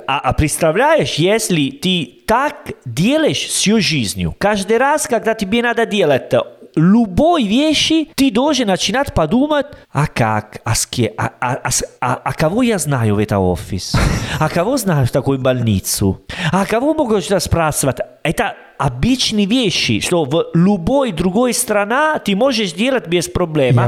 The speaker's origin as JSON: {"language": "Russian", "country": "Italy", "second_language": "Russian", "said": "Я из Италии"}